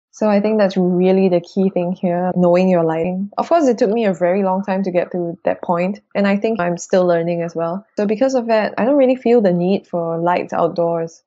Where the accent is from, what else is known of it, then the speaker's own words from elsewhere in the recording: Singapore; we're Singaporean kids. Like, we're from the equator.